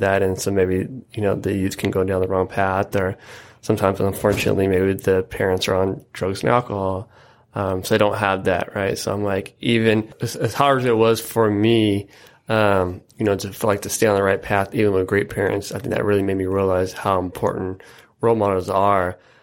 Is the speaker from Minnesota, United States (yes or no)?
no; Yakima, Washington, United States; I was born and raised on the, uh, east side of Yakima, which I'm, I'm proud of as well.